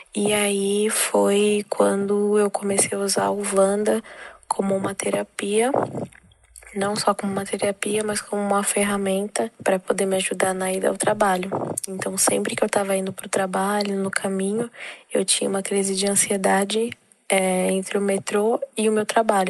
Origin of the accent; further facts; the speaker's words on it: Guarulhos, São Paulo, Brazil; sou aqui de Guarulhos, São Paulo